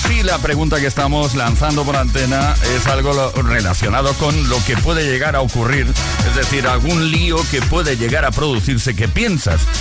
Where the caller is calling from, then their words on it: Madrid, Community of Madrid, Spain; Buenas tardes … de Madrid.